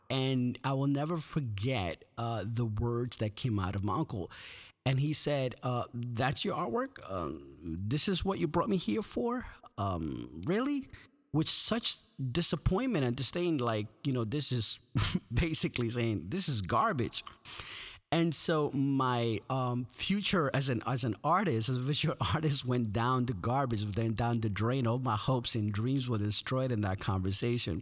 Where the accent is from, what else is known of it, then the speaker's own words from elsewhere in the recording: Guatemala; moved away; I was born in Guatemala